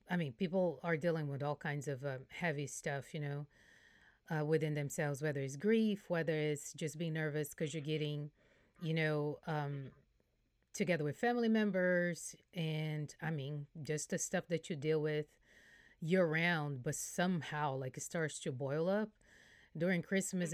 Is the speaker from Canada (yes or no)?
no; Brazil; now in Houston, United States; I'm from Brazil, I'm Brazilian